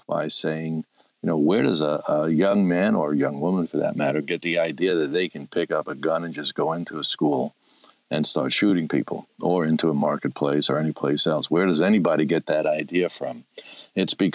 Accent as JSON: {"language": "English", "town": "New York City", "region": "New York", "country": "United States", "tie": "born or raised there", "said": "Brooklyn, New York. That, by the way, is my hometown."}